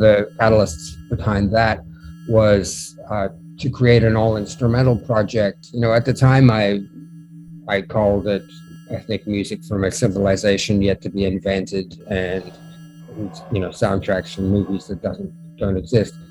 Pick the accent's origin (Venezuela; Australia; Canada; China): Australia; Melbourne, Victoria; also born or lived in London; now in New York City, United States; I was born in Melbourne, Australia, and I moved to moved from there to London. Uh, lived there for five years, and I moved to New York City